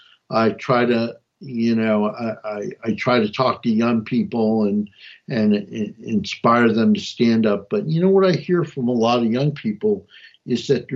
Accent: New Jersey, United States; also born or lived in Montgomery County, Maryland; I ran amok in Montgomery County, and I came from North New Jersey

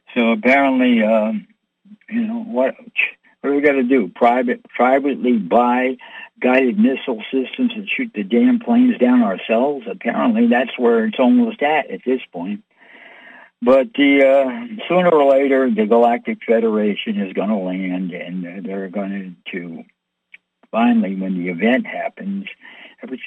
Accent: United States; I'm an American born, American lived here all my life.

